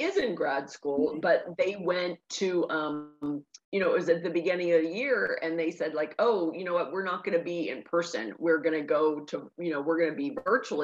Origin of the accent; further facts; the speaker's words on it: Pittsburgh, Pennsylvania, United States; I grew up in Pittsburgh, and the area that I grew up in, it's less than 1 square mile, but it's one of the densest suburbs in Pittsburgh